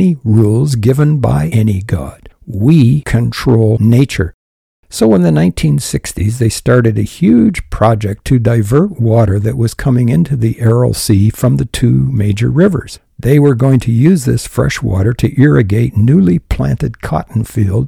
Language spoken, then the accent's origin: English; Canada; I'm a Canadian. I was born in Canada.